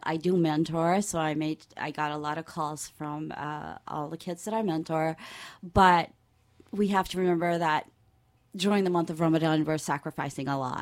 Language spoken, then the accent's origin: English; Georgetown, Demerara-Mahaica, Guyana; I am from Georgetown, which is uh, below sea level